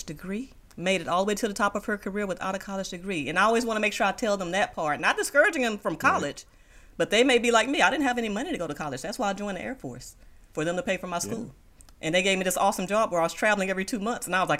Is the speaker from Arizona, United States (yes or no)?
no; Moss Point, Mississippi, United States; now in Houston, United States; my hometown newspaper in Moss Point, Mississippi, which is where I'm from